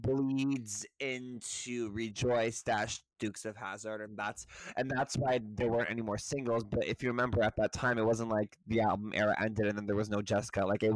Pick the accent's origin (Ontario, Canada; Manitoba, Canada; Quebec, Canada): Quebec, Canada; Montreal; moved away as an adult; now in Toronto, Canada; I grew up born and raised in Montreal.